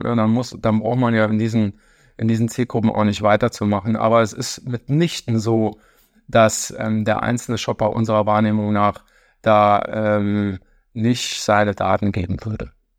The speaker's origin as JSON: {"language": "German", "town": "St. Wendel", "region": "Saarland", "country": "Germany", "tie": "born or raised there", "also_born_or_lived": "Stuttgart / Berlin", "moved": "as an adult", "said": "gebürtig Saarländer, ähm, da groß geworden in der Stadt von Klobus, äh, St. Wendel"}